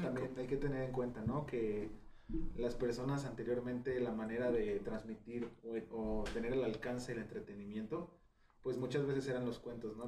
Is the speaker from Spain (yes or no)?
no; Mexico; a nosotros como mexicanos